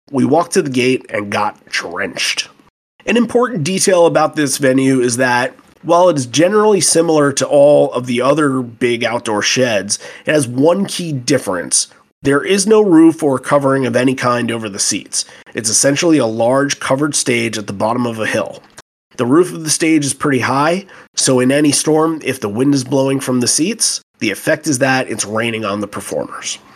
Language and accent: English; Kansas City, Missouri, United States; I grew up in Kansas City, moved away, and happened to have the good fortune of traveling back to KC for a family wedding